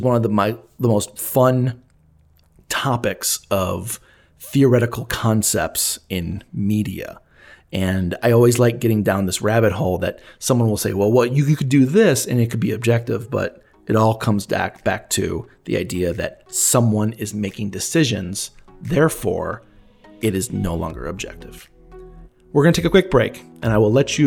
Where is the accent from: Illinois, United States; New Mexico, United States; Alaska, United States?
Illinois, United States; Elgin; my hometown of Elgin, Illinois